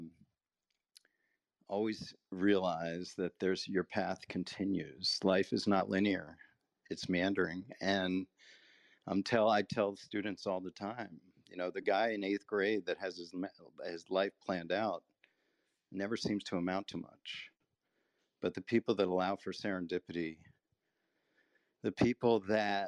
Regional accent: United States; We grew up in outside of Washington, D.C.

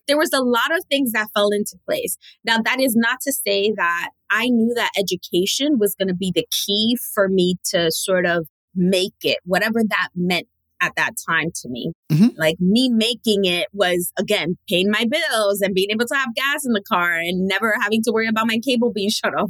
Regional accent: New York City, New York, United States; I am born and raised in New York City and actually raised in the poorest borough in New York City, which is the Bronx

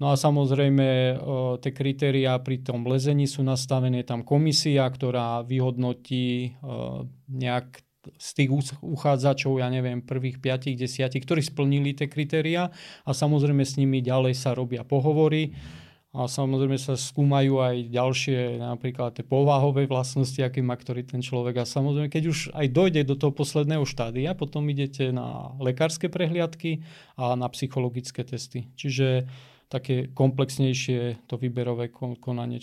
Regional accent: High Tatras, Prešov Region, Slovakia; vyrastal som vo Vysokých Tatrách

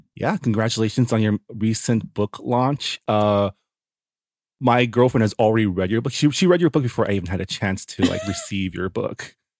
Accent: San Gabriel, California, United States; I grew up in San Gabriel

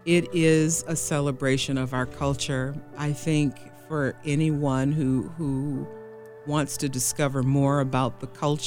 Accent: Milwaukee, Wisconsin, United States; I'm someone who was born and raised in Milwaukee and very familiar with my community

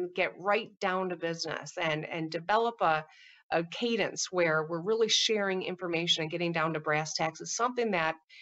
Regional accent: Michigan, United States; I can stay here in my home state

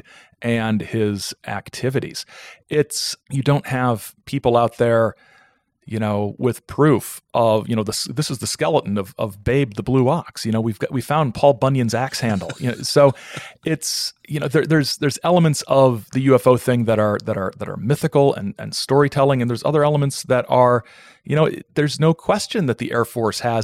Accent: Fort Wayne, Indiana, United States; moved away; I'm originally from Fort Wayne, Indiana

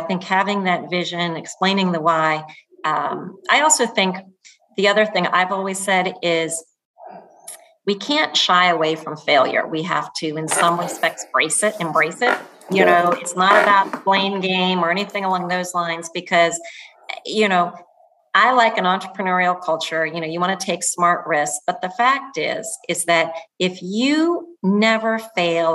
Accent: Florida, United States; moved away; I grew up in Florida

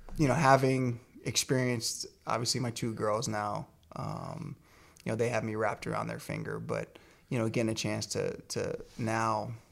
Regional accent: Virginia, United States; I grew up in Virginia

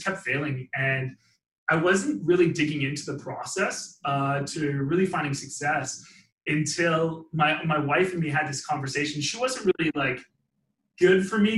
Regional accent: Langley, British Columbia, Canada; I grew up just in Vancouver, British Columbia, actually, Langley to be exact

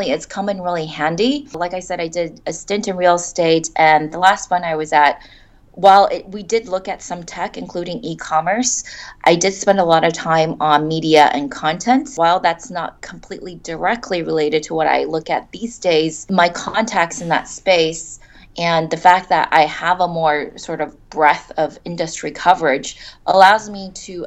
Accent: Silicon Valley, California, United States; moved away as an adult; now in China; I grew up in Silicon Valley

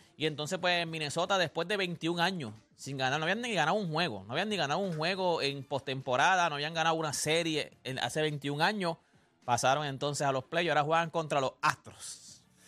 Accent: Puerto Rico; como todo boricua

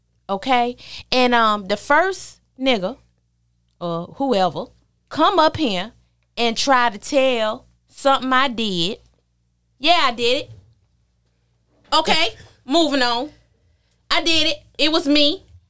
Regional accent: New York, United States; So me being from New York, when and I'm telling you what the song does to me.

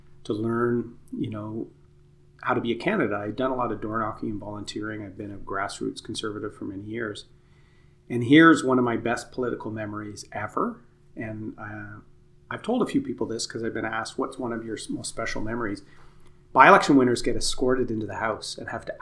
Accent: Durham riding, Ontario, Canada; It's my hometown where I grew up.

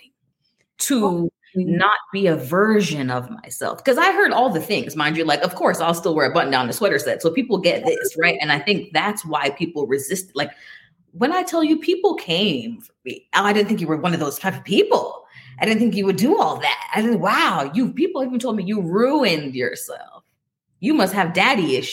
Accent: Jamaica; I'm Jamaican and my dad was a pastor

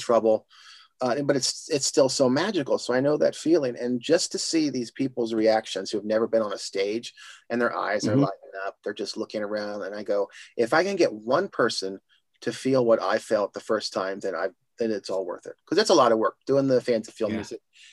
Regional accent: Indiana, United States; now in Los Angeles, United States; Growing up in Indiana

